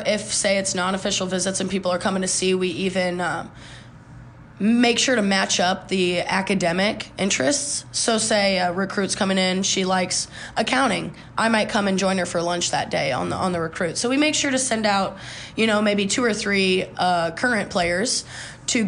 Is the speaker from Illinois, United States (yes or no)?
yes; 45 minutes from Bloomington, Illinois, United States; now in Bloomington, United States; My hometown's not that far either. I'm only like 45 minutes